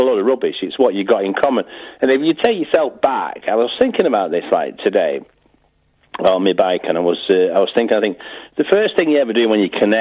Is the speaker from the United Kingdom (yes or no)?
yes; Wigan, North West England, United Kingdom; I'm from Wigan, and I know Ian was taking the mickey out of my accent